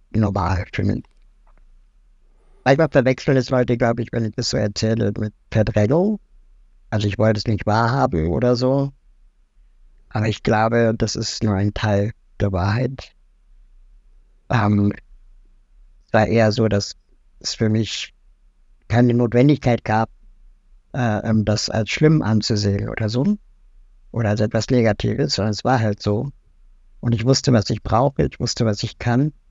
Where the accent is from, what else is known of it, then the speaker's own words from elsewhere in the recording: West Berlin, Berlin, Germany; Ähm, ich bin in West-Berlin aufgewachsen.